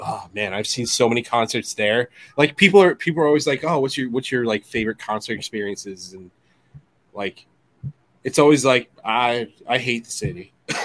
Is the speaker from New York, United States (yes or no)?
yes; Long Island, New York, United States; So we're from Long Island. We're in Long Island right now.